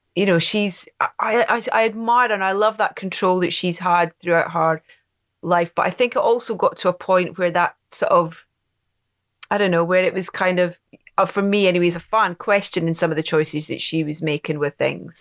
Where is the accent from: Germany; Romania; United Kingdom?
United Kingdom; Anstruther, Scotland; my hometown of Anstruther